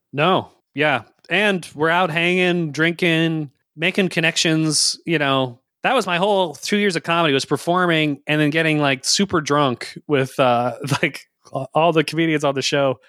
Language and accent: English; Richmond, United States; I grew up in Richmond, so I'm ex-, exposed to country by osmosis